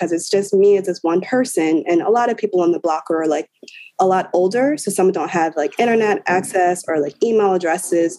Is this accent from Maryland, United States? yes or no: yes; Baltimore, Maryland, United States; also born or lived in Philadelphia; I'm from Baltimore